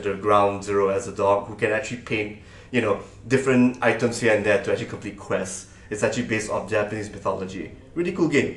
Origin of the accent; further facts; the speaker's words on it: Malaysia; moved away as an adult; now in Singapore; I am from Malaysia, and I worked in Singapore for like the past 9